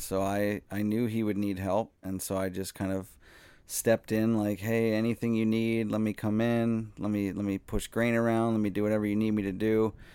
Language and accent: English; Eagan, Minnesota, United States; I'm from Eagan, uh, and I was very excited for the opportunity to get a job at a brewery in my hometown